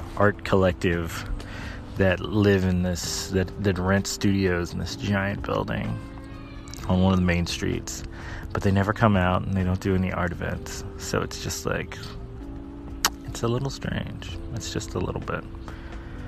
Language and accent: English; rural North Carolina, United States; now in Takoma Park, United States; I grew up in rural North Carolina, so it's like Matthews, Mint Hill, Charlotte area.